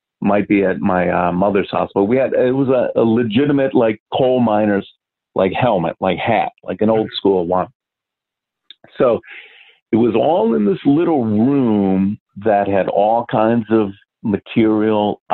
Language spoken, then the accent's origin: English; Milwaukee, Wisconsin, United States; moved away; also born or lived in Malaysia / Singapore; I'm originally from Milwaukee, Wisconsin. So we lived in a older part of the city when I was a little kid